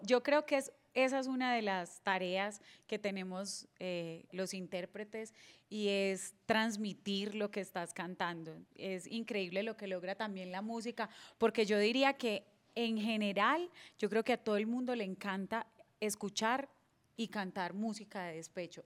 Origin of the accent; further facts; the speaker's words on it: Apartadó, Antioquia, Colombia; also born or lived in Medellín; como buena paisa tengo que decir que soy emprendedora